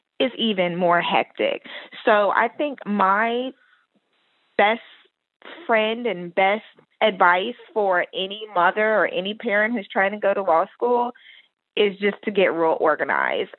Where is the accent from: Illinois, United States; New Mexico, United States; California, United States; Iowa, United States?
New Mexico, United States; Roswell; now in Houston, United States; I'm originally from Roswell, New Mexico, but I've lived in Houston for a really long time now, so Houston